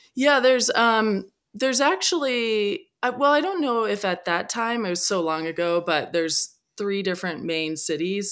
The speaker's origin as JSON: {"language": "English", "area": "Whidbey Island", "region": "Washington", "country": "United States", "tie": "born or raised there", "said": "I grew up on Whidbey Island"}